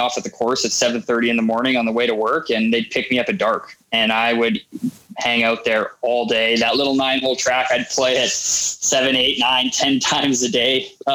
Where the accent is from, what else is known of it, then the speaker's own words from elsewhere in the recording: Winnipeg, Manitoba, Canada; I grew up in Winnipeg